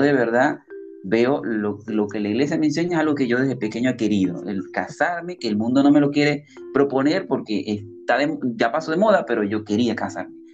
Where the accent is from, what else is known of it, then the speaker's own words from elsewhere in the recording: Venezuela; moved away as an adult; now in Lima, Peru; yo soy venezolano. Actualmente, bueno, estoy residenciado en Lima, Perú, ya hace tres años ya